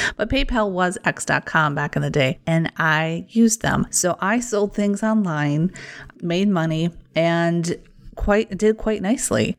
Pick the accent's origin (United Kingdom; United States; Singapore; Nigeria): United States; Wisconsin; accent: Wisconsin; my Wisconsin accent